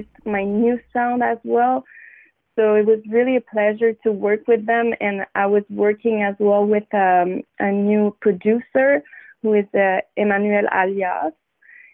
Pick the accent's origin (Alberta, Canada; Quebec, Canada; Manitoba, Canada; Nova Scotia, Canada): Quebec, Canada; Montreal; I'm from Wendat Nation, from Montreal